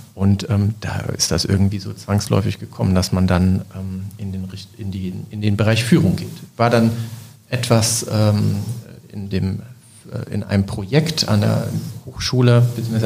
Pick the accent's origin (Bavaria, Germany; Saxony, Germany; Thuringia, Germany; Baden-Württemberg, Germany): Saxony, Germany; Leipzig; moved away as an adult; now in Bremerhaven, Germany; ich komme aus Leipzig, bin also zugezogen 2016